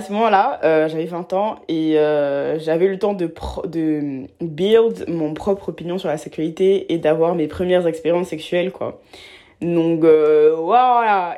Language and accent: French; Abidjan, Côte d’Ivoire; moved away; j'ai grandi à Abidjan, en Côte d'Ivoire, euh, en Afrique de l'Ouest